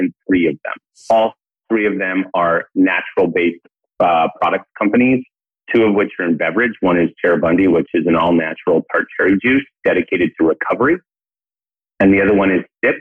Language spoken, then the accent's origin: English; Portland, Oregon, United States; now in New York City, United States; I'm originally from Portland.